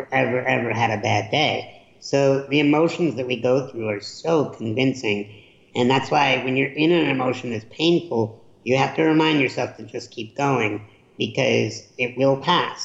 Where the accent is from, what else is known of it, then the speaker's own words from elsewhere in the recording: Chicago, Illinois, United States; I grew up in Chicago during the Michael Jordan era